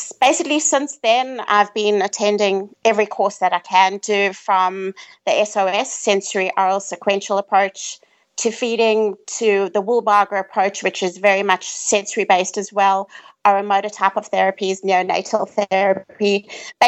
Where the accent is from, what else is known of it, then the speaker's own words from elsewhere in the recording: South Africa; I'm from South Africa